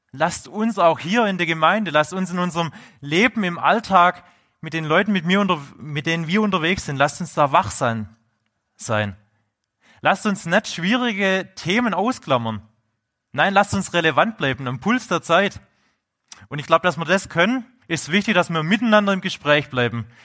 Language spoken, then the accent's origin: German; Swabia, Germany; accent: Swabian; man hört es ja bei meinem Dialekt, ich bin ja Urschwab.